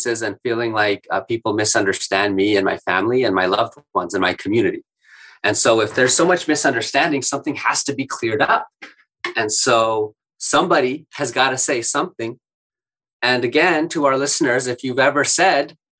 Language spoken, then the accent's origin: English; Winnipeg, Manitoba, Canada; growing up in the North End